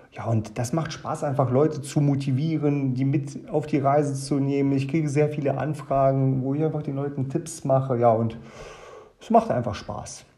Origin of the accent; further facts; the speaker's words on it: Germany; also born or lived in Kazakhstan; Ich bin in Kasachstan geboren, äh, bin mit meinem achten Lebensjahr nach Deutschland gekommen